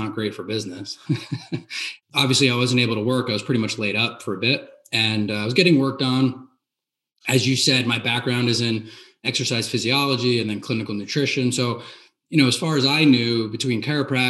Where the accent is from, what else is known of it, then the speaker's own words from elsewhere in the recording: New Jersey, United States; I'm from New Jersey